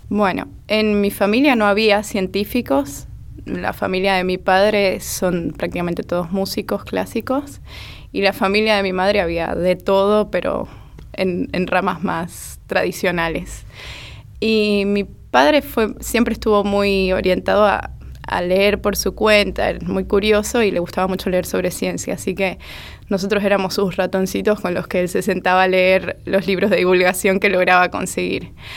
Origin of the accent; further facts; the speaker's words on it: Mérida, Venezuela; Soy de Mérida, Venezuela